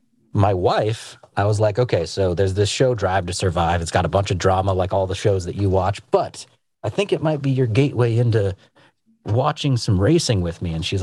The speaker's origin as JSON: {"language": "English", "country": "United States", "said": "I'm an American"}